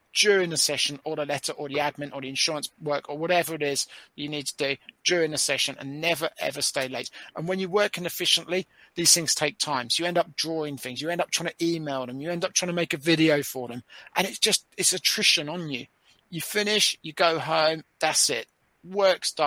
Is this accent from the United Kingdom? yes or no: yes; United Kingdom; as a Brit